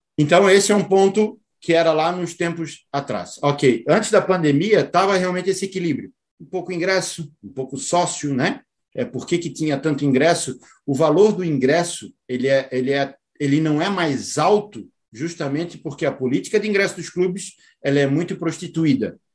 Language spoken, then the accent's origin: Portuguese; Brazil; A gente, como brasileiro, se orgulha muito disso